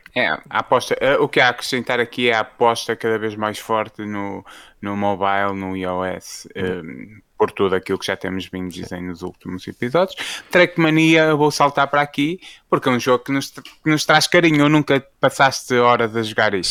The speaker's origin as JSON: {"language": "Portuguese", "country": "Portugal", "said": "Nós, enquanto portugueses"}